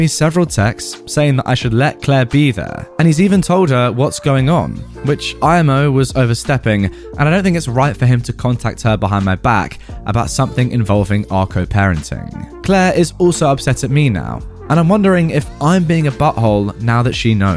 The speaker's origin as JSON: {"language": "English", "region": "England", "country": "United Kingdom", "tie": "born or raised there", "said": "I'd always say I'm English. I've lived in England my entire life"}